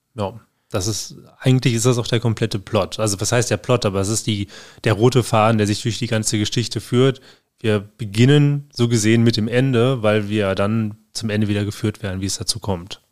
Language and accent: German; Germany; bei uns in Deutschland